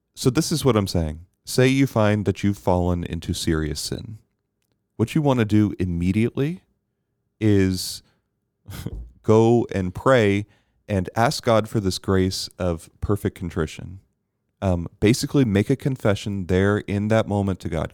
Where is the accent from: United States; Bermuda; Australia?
Bermuda; I was very blessed growing up in Bermuda